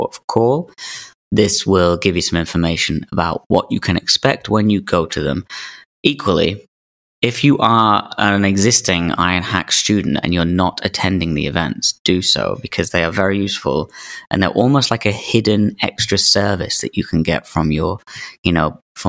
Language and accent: English; England, United Kingdom; we, as English people